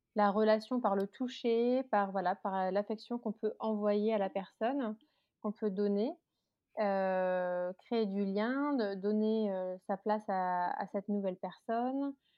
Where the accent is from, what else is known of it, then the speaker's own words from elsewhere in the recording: Alsace, Grand Est, France; moved away as an adult; now in Paris suburbs, France; j'habite en banlieue parisienne depuis 10 ans. je suis originaire d'Alsace